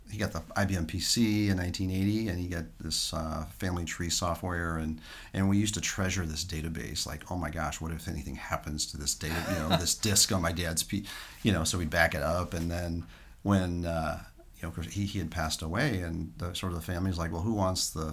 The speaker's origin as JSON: {"language": "English", "town": "St. Louis", "region": "Missouri", "country": "United States", "tie": "born or raised there", "moved": "as an adult", "lives_now": "Tampa Bay area, United States", "said": "I moved from St. Louis. I've been there Midwest my whole life, and have lived in the Tampa Bay area now for 3 years"}